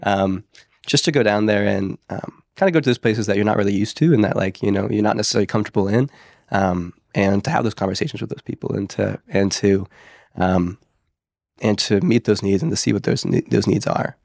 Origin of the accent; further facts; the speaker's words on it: Pennsylvania, United States; moved away; I'm from Pennsylvania originally